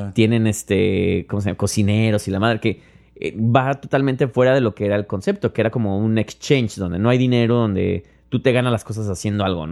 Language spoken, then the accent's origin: Spanish; Mexico; now in New York, United States